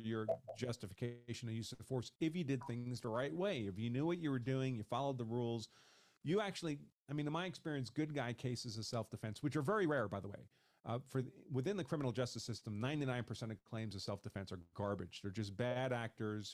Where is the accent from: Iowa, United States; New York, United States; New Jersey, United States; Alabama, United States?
New York, United States; moved away as an adult; also born or lived in Massachusetts; I grew up in New York, in a place in New York State where you could not have a concealed carry permit